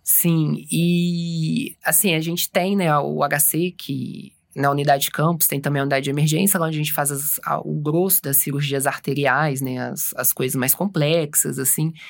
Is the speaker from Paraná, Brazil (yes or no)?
no; Juiz de Fora, Minas Gerais, Brazil; moved away as an adult; also born or lived in Belo Horizonte / São Paulo; eu sou de Juiz de Fora mesmo. Eu fiz a faculdade de Juiz de Fora